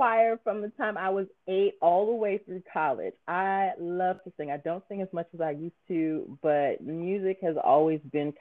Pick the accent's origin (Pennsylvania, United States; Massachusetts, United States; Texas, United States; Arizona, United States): Massachusetts, United States; Boston; now in Maryland, United States; I am originally from Boston, but I live in Maryland